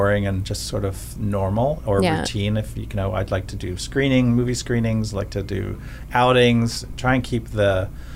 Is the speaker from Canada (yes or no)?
yes; Canada; I couldn't get a job as a Canadian